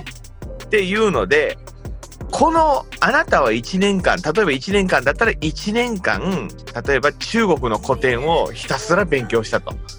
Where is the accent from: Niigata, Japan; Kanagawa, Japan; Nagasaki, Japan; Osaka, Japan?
Nagasaki, Japan; moved away; 僕、長崎なんですけど